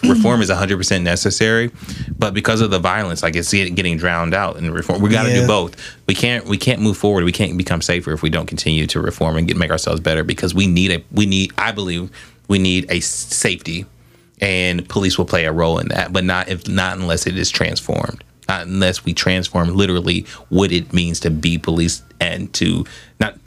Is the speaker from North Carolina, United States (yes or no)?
no; Columbus, Ohio, United States; also born or lived in Atlanta, Georgia; I grew up in Southfield.